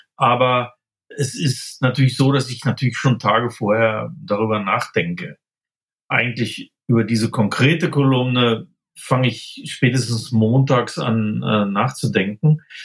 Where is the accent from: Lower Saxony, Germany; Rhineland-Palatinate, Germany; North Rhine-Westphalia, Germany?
Lower Saxony, Germany; Braunschweig; moved away as an adult; also born or lived in Göttingen; now in Munich, Germany; ich stamme aus Niedersachsen, aus Braunschweig